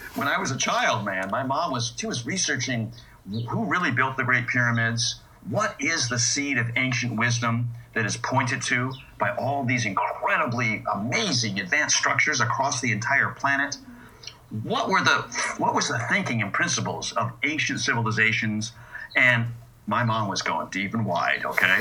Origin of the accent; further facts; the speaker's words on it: United States; I'm an American and was born with these ideals